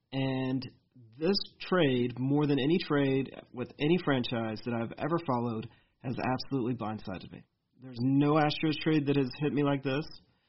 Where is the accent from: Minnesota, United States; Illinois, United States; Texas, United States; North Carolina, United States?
Texas, United States; I'm a Texan, like, regardless of this.